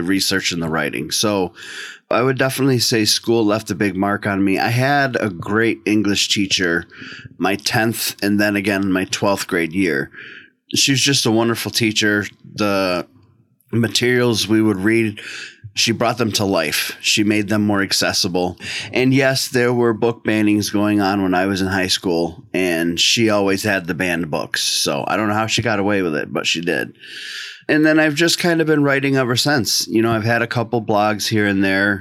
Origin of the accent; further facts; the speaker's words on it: just outside of Boston, Massachusetts, United States; now in central New York, United States; I grew up for most of my childhood just outside of Boston, about a half an hour, 45 minutes outside of Boston